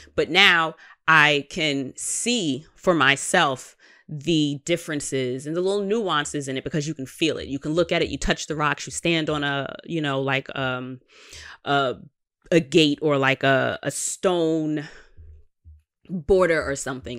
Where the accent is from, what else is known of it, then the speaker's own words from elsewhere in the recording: New York, United States; I am a New Yorker